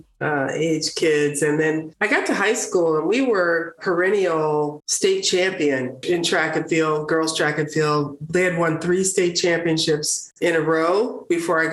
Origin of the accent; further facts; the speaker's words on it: Prince William County, Virginia, United States; My childhood, I grew up in Prince William County, which is the second largest county in the state of Virginia